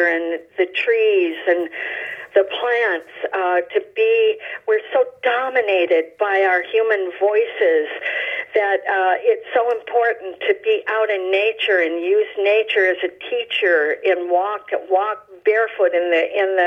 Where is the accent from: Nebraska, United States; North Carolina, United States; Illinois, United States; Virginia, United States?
Illinois, United States; Chicago; moved away as an adult; also born or lived in Alabama; I grew up in the North Shore of Chicago, and then I moved to the South